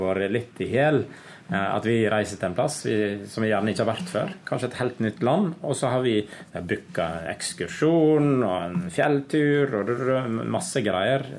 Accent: Naustdal, Vestland, Norway; now in Oslo, Norway; Jeg kommer fra Naustdal, en liten bygd på Vestlandet. Eh, der har jeg vokst opp med tre brødre og tre søstre.

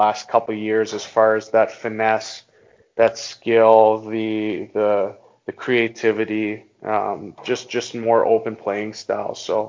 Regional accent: Halifax, Nova Scotia, Canada; my hometown is actually Halifax

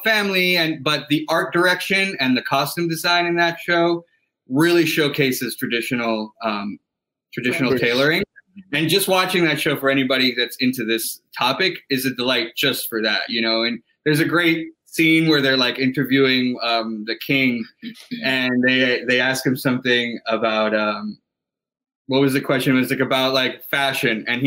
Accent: Ibagué, Tolima, Colombia; now in New York, United States; my hometown where I was born, in Ibagué.

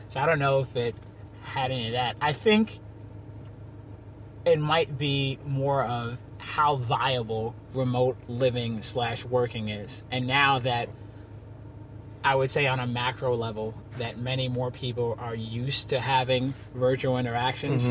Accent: Long Island, New York, United States; also born or lived in Queens, New York / Rhode Island; I grew up in different parts of Long Island, Uniondale, some in Freeport

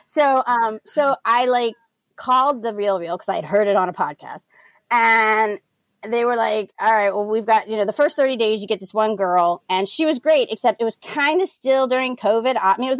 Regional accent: New Orleans, Louisiana, United States; moved away; also born or lived in Tenleytown, Washington, D.C.; You know, like I told y'all, I'm from New Orleans. And so last May I went back home

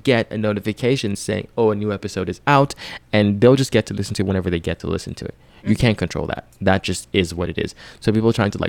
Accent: Lagos, Nigeria; That city where I'm from, my hometown

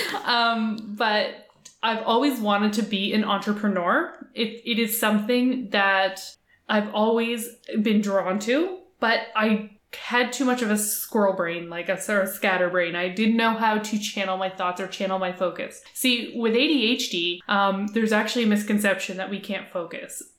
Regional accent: Halifax, Nova Scotia, Canada; I grew up in Halifax, Nova Scotia, Canada

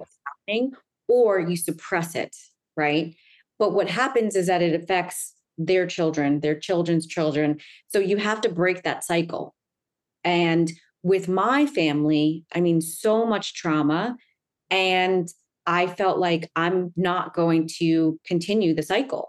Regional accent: Long Island, New York, United States; now in Manhattan, United States; I grew up in Long Island, which is in New York

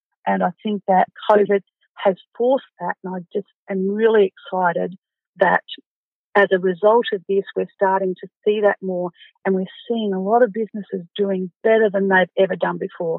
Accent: Goondiwindi, Queensland, Australia; now in Toowoomba, Australia; I'm from Gundawindi.

